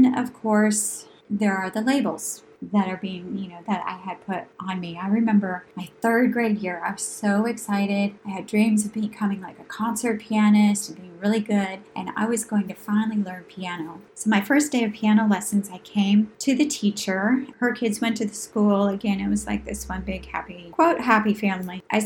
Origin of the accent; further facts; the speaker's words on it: New Hampshire, United States; moved away; growing up in New Hampshire in that rural environment